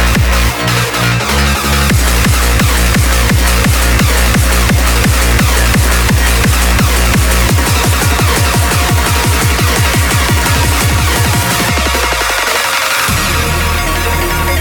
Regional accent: Southampton, South East England, United Kingdom; moved away as an adult; also born or lived in Camden, London; now in Australia; I grew up in Millbrook

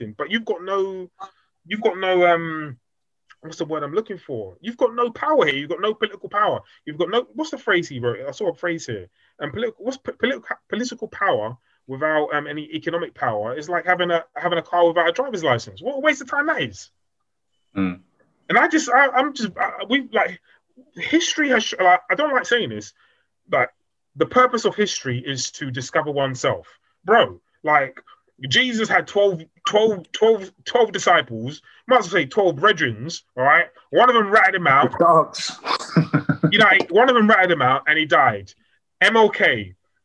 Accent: United Kingdom; born or raised there

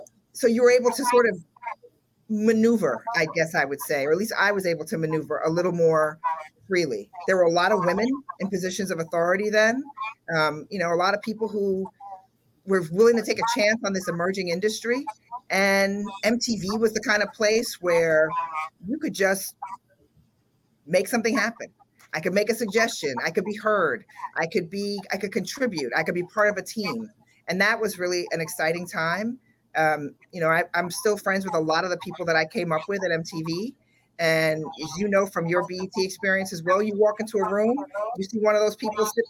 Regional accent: New York City, New York, United States; I grew up in the South Bronx here in New York

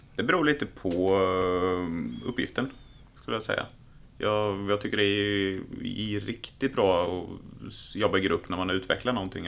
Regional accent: Tranås, Jönköping County, Sweden; also born or lived in Linköping; född och uppvuxen i Tranås

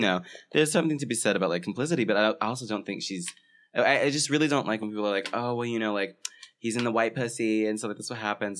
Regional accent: Florida, United States; moved away as an adult; I'm from Florida, so I, and I had never seen a winter

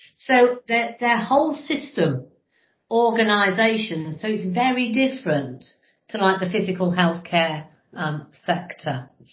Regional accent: Lincolnshire, near Grimsby, East Midlands, United Kingdom; also born or lived in Brighton; I was born uh, in Grimsby, but actually spent most of um, the time I was growing up about living in Lincolnshire in the middle of nowhere, about 15 miles outside of, of Grimsby.

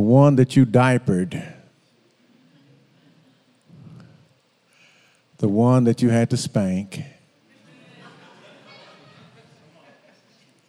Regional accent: Moss Point, Mississippi, United States; I grew up in Moss Point

